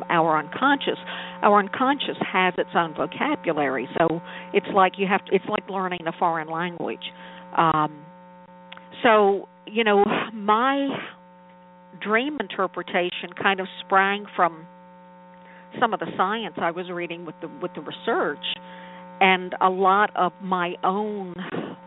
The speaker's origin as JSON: {"language": "English", "town": "New Orleans", "region": "Louisiana", "country": "United States", "tie": "born or raised there", "said": "I was born and raised in New Orleans"}